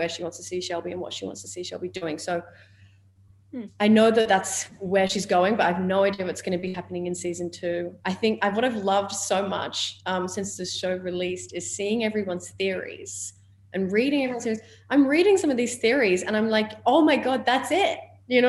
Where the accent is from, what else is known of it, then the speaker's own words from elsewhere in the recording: Australia; accent: Australian; my Australian accent